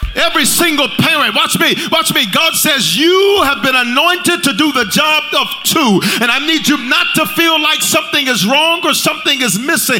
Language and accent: English; Memphis, Tennessee, United States; moved away; also born or lived in Colorado; I'm from South Memphis